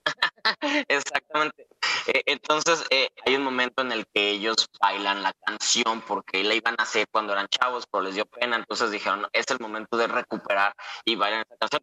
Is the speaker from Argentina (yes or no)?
no; Guadalajara, Jalisco, Mexico; yo que soy de Guadalajara